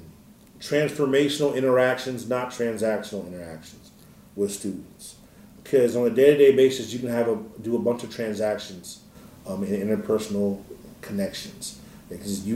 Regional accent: State College, Pennsylvania, United States; I'm actually from State College, Pennsylvania. Parents came up here from Philadelphia in the 1970s

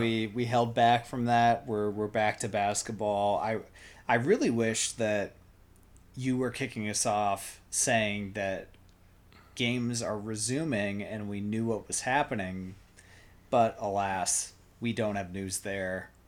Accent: Iowa, United States; we grew up in Iowa

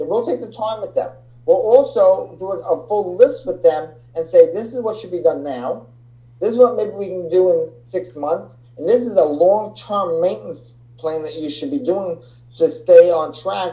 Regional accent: Long Island, New York, United States; I'm from Long Island, New York

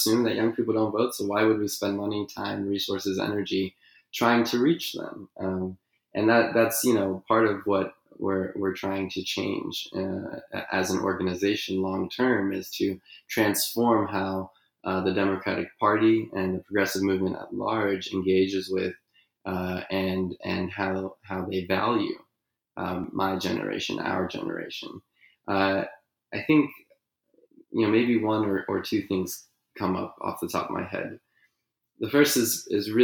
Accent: California, United States; my home state of California

